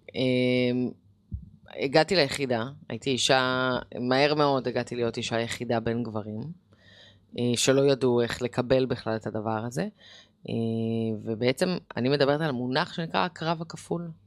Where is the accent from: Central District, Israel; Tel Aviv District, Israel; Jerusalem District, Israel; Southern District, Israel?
Jerusalem District, Israel; Jerusalem; גדלתי בירושלים, כמו שאמרתי, באינתיפאדה